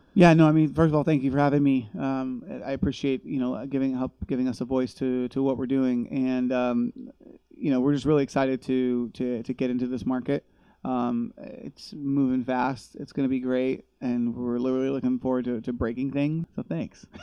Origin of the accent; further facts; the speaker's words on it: Los Angeles, California, United States; moved away; I grew up in grew up